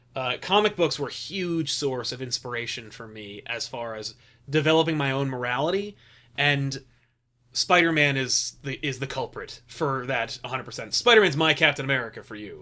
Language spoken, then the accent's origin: English; United States; as an American